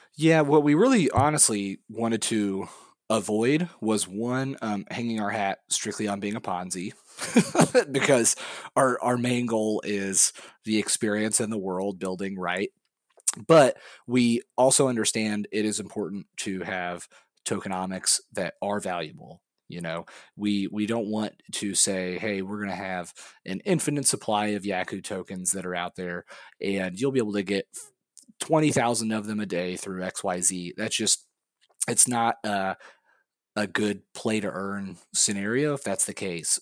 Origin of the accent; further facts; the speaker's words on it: Missouri, United States; moved away; I'm from Missouri originally